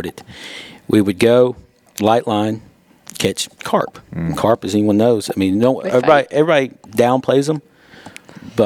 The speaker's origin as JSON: {"language": "English", "town": "Johnson City", "region": "Tennessee", "country": "United States", "tie": "born or raised there", "said": "I grew up in Johnson City. I'm a local boy."}